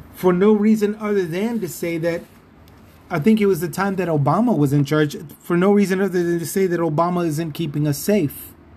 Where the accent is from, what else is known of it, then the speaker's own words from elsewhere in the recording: San Antonio, Texas, United States; just outside of san antonio my hometown